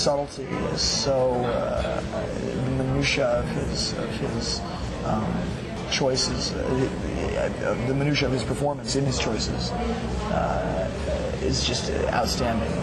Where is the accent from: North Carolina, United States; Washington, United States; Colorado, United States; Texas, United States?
Colorado, United States; Boulder; I'm from Boulder